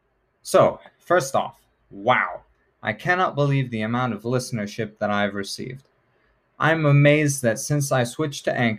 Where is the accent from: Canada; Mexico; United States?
United States; since I am an American